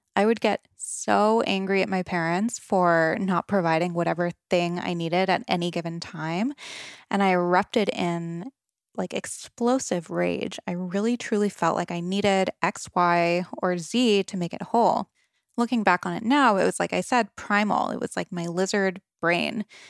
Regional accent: Rhode Island, United States; I grew up on the East Coast, Rhode Island, to be exact

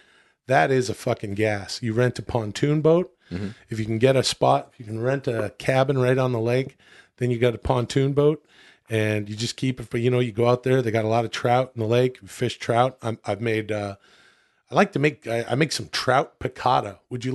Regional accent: Ladner, British Columbia, Canada; I grew up in Ladner, British Columbia, and British Columbia is on the ocean.

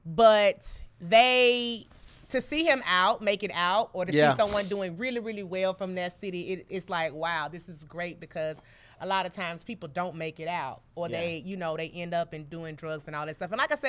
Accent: Birmingham, Alabama, United States; moved away as an adult; also born or lived in Atlanta, Georgia; now in Los Angeles, United States; I'm from Birmingham, Alabama

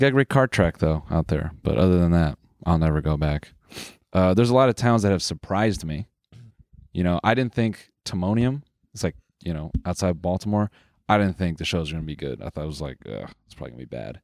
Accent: Canada; we're Canadian

